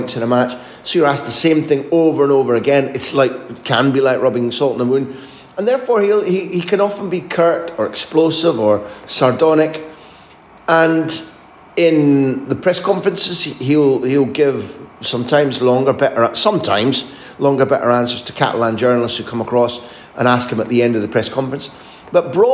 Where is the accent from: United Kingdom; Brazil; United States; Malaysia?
United Kingdom; Scotland; moved away as an adult; also born or lived in Spain; I grew up in Scotland